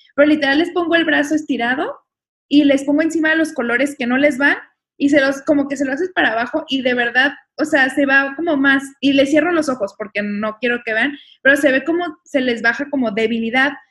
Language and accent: Spanish; Mexico; somos mexicanos